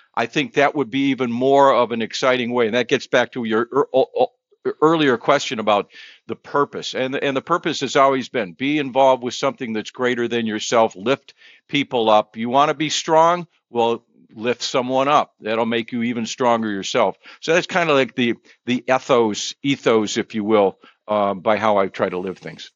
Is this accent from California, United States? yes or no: no; Cleveland, Ohio, United States; also born or lived in Buffalo, New York; when I got to Cleveland, I felt the pressure. Hometown kid.